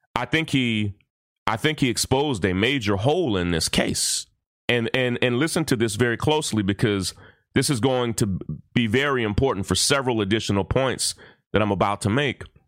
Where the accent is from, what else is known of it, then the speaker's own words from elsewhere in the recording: Versailles, Kentucky, United States; my hometown of Versailles, Kentucky